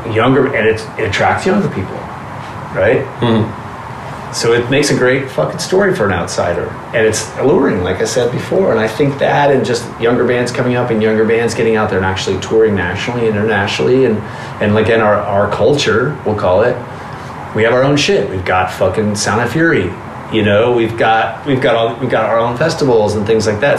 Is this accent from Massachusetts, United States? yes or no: no; Southern California, United States; Growing up in Southern California in the 80s and going to shows